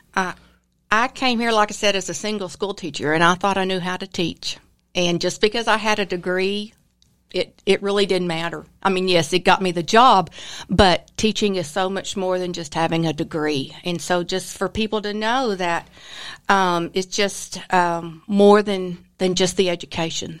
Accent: Austin, Texas, United States; moved away; I was raised in Austin, which, uh, is a beautiful place, and so everything grew there

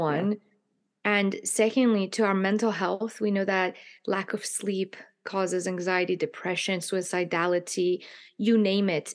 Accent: Iran; moved away; I grew up in a culture myself, in the Persian culture, I'm from Iran

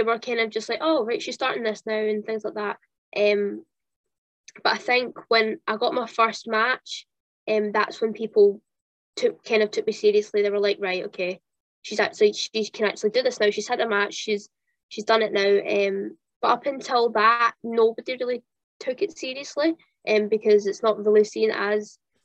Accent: Kintyre, Scotland, United Kingdom; also born or lived in Central Belt, Scotland; And then I moved to the West Coast. I moved to Kintyre

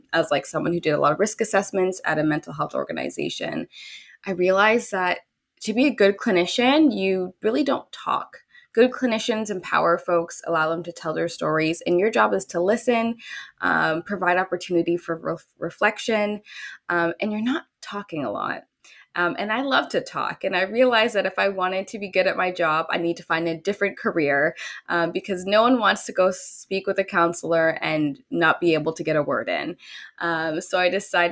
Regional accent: Dorchester, Ontario, Canada; also born or lived in Louisiana, United States; I grew up in a rural town in, you know, Ontario. It's called Dorchester.

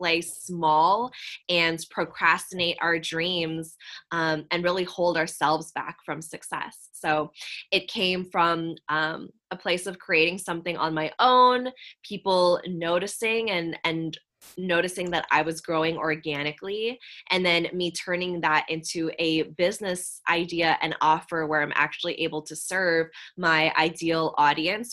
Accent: San Francisco Bay Area, California, United States; I grew up here where I still am in the San Francisco Bay Area

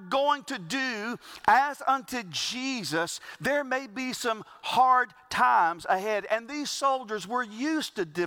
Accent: the South, South Carolina, United States; we grew up in the South and we brag about this being the Bible Belt

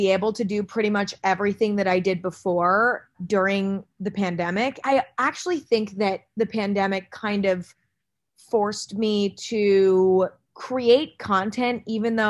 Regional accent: Northern California, United States; I grew up in Northern California

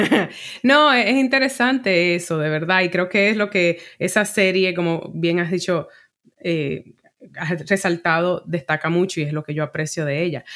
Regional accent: Dominican Republic; now in New York, United States; yo cuando me mudé de República Dominicana a, a Nueva York, pues me definía como dominicana

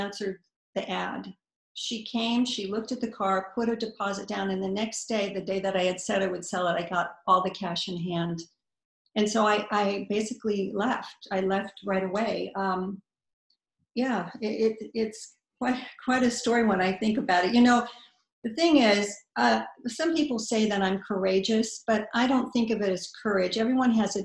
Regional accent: United States; moved away as an adult; also born or lived in Paris / Rome; I was an American, and it just wasn't, I mean, I'm still an American

